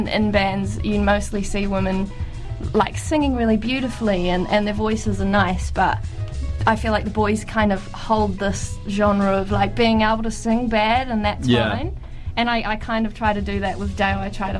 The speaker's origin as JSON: {"language": "English", "town": "Perth", "region": "Western Australia", "country": "Australia", "tie": "born or raised there", "said": "I'm from Australia. I was born in Perth."}